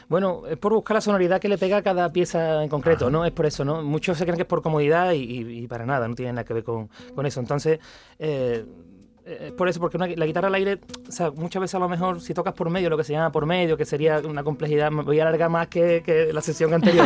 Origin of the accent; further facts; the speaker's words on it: Morón de la Frontera, Andalusia, Spain; el código postal de mi pueblo, 41530